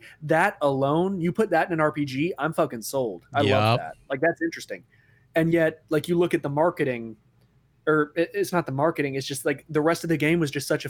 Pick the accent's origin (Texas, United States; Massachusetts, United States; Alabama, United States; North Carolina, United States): Texas, United States; now in Germany; because I'm from Texas originally.